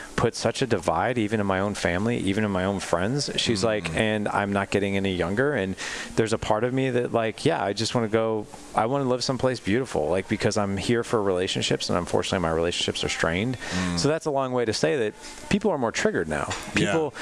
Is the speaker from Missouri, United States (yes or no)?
yes; Missouri, United States; We live in Missouri